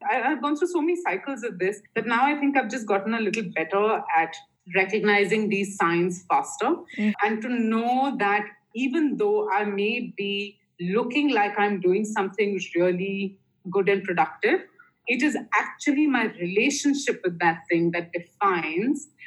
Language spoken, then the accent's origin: English; India; I grew up in you know, my father was in the Air Force in uh, back home in India, and I grew up in Air Force stations all over India, and we moved every two years